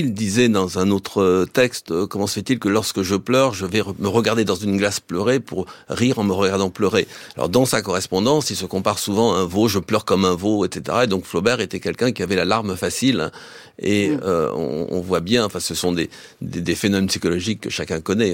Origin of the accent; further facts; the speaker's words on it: France; chez nous au XXe siècle